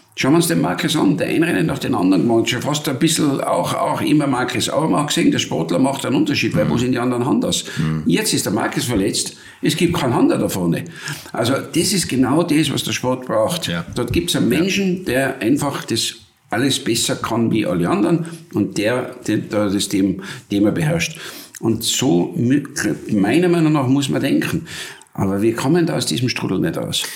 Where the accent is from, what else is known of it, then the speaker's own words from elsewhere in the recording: Wörgl, Tyrol, Austria; dort, wo ich aufgewachsen bin in Tirol